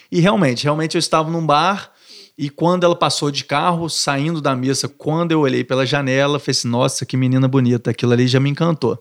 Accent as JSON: {"language": "Portuguese", "region": "Minas Gerais", "country": "Brazil", "also_born_or_lived": "Niterói", "moved": "as an adult", "lives_now": "Rio de Janeiro, Brazil", "said": "Um mineiro do interior vindo para uma cidade grande, com medo, com insegurança"}